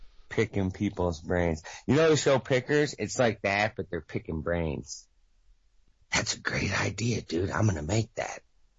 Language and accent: English; Chicago, Illinois, United States; moved away; I'm from Chicago, and I'm like, we're just fast-paced. We're running and running. Nobody sits still in Chicago.